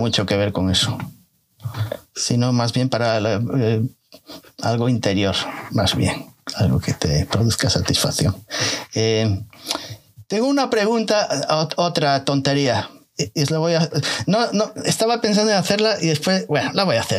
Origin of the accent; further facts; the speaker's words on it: Galicia, Spain; soy gallego